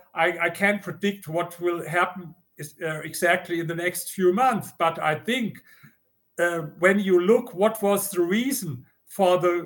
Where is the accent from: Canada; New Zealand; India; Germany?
Germany; accent: German; English is a second language; now in United States; You know, I come from Germany, as you hear with my accent.